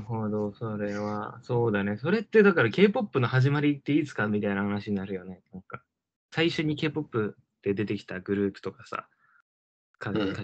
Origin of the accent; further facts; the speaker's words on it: South Korea; 一韓国人